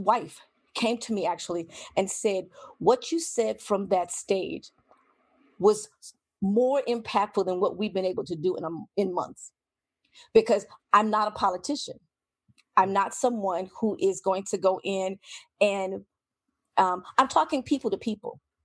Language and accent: English; United States; I'm an American